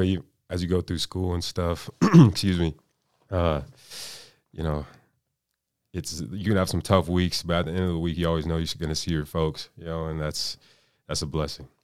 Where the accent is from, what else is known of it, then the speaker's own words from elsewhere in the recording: Aurora, Colorado, United States; now in Pueblo, United States; I'm from Aurora, Colorado. You know, suburb of Denver, born and raised